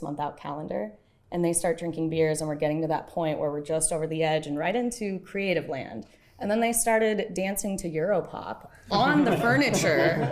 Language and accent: English; Bay Area, California, United States; now in Hawaii, United States; I'm originally from the Bay Area